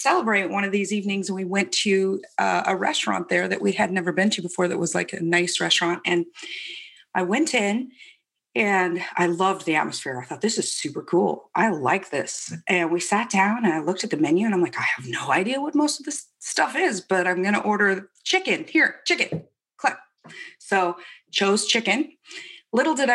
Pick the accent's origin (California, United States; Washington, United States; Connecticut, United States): Washington, United States; Spokane; In Spokane, North Spokane, on a ranch that my dad had